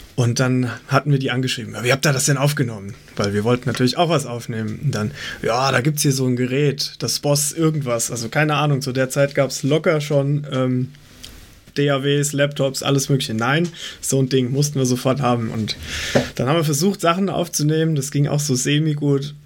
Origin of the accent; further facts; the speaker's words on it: Weilburg, Hesse, Germany; moved away as an adult; also born or lived in Gießen; now in near Gießen, Germany; wir kommen alle aus der Weilburger Ecke, das ist zwischen Gießen und Limburg mittendrin